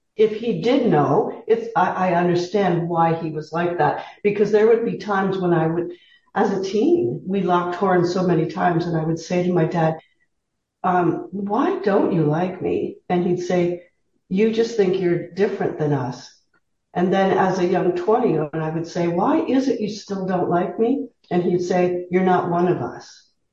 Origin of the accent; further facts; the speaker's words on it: Southern Ontario, Canada; moved away as an adult; I was raised in Southern Ontario